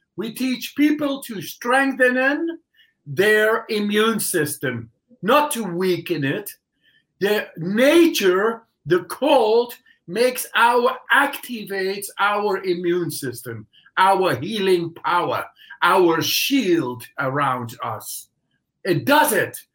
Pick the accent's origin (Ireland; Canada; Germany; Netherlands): Netherlands; English is a second language; moved away as an adult; now in Poland; I come from the Netherlands